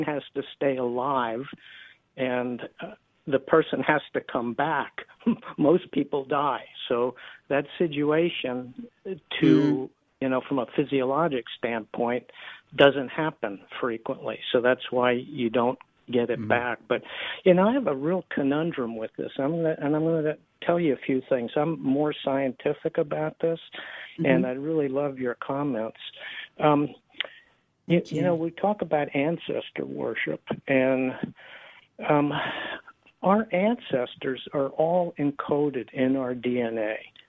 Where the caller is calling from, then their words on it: Del Mar, California, United States; I'm calling from Del Mar, California.